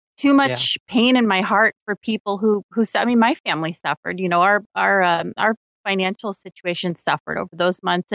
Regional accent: Florida, United States; my home state of Florida

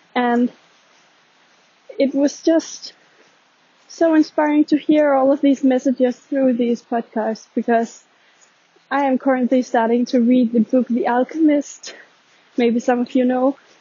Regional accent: Denmark; I'm actually from Denmark

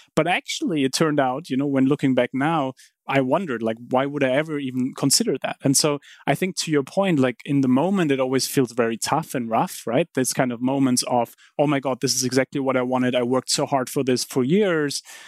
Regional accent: Heidelberg, Baden-Württemberg, Germany; moved away; I grew up in Heidelberg

